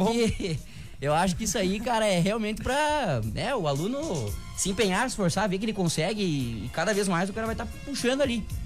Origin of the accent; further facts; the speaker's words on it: Santa Rosa, Rio Grande do Sul, Brazil; sou natural aqui de Santa Rosa